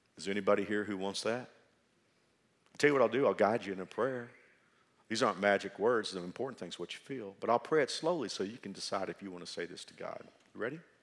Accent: Dallas-Fort Worth area, Texas, United States; now in Wichita, United States; I'm from the Dallas, Fort Worth area.

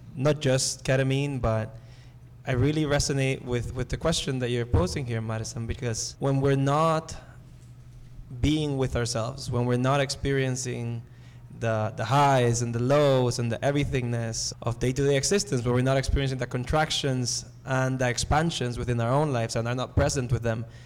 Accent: Nicaragua; moved away; I come from Nicaragua.

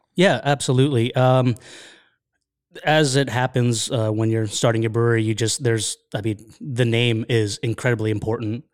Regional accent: Lancaster, Pennsylvania, United States; I grew up in Lancaster, Pennsylvania

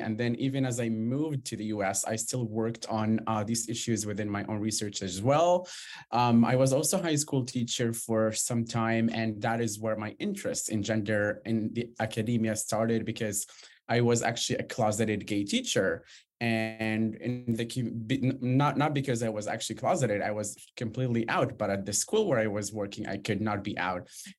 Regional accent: Israel; moved away as an adult; now in United States; I was born and raised in the Israeli-Palestinian region.

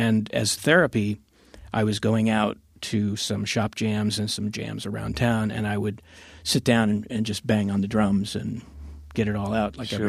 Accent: Miami, Florida, United States; I grew up in Miami.

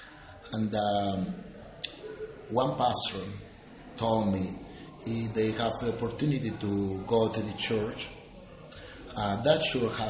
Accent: Panama; English is a second language; I am from Panama

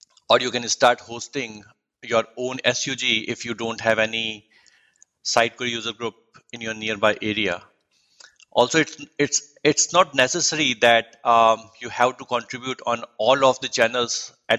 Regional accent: Jodhpur, Rajasthan, India; moved away as an adult; now in United States; I'm from the Sun City of India named Jodhpur, also known as the Blue City, which belongs to the state named Rajasthan

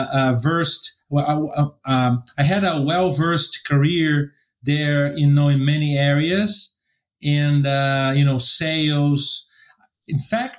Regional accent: São Paulo, Brazil; first language Portuguese; English is a second language; moved away; also born or lived in United States; My first language is Portuguese. So I'm Brazilian American, and I was born in São Paulo

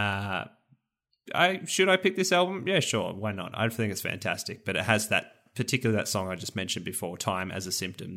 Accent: Rosebud, Victoria, Australia; my home, or one of my hometown, or near my hometown, Rosebud

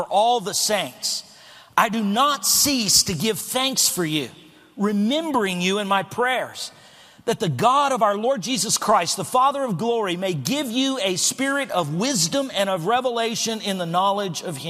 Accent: El Paso, Texas, United States; moved away; I was born and raised in El Paso, Texas

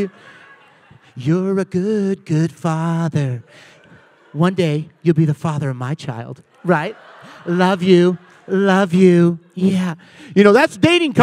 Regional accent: Puyallup, Washington, United States; moved away as an adult; now in Thousand Oaks, United States; I am originally from Puyallup, Washington

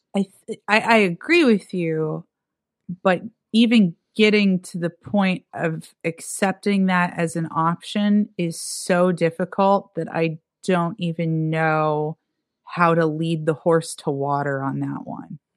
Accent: Erie, Pennsylvania, United States; also born or lived in Pittsburgh, Pennsylvania; now in New York City, United States; my hometown's Erie, Pennsylvania

